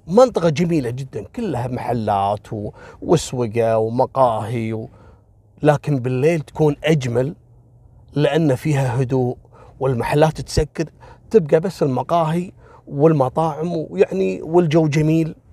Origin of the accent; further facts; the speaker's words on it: Kuwait; وفي أحد المناطق اللي المعروفة عندنا في الكويت